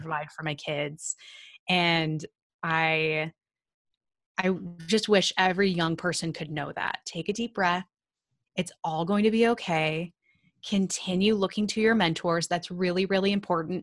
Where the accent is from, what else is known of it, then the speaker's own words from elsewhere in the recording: Sullivan, Illinois, United States; I'm from the middle of nowhere in Illinois, very, very small town called Sullivan.